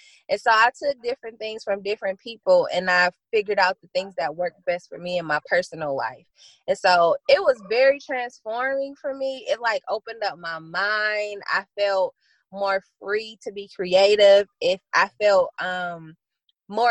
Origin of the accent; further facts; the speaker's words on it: Flint, Michigan, United States; I'm born and raised in Flint, Michigan